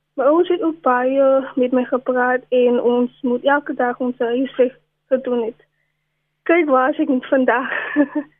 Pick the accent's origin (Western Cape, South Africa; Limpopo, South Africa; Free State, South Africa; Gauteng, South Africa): Western Cape, South Africa; Cape Town; ek het grootgeword in Wesbank